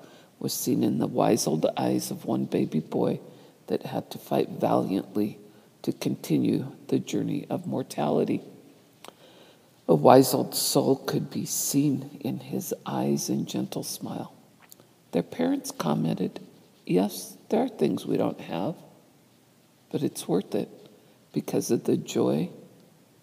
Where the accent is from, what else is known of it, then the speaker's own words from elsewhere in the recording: United States; moved away; Thanksgiving, celebrated on the fourth Thursday of November in my home country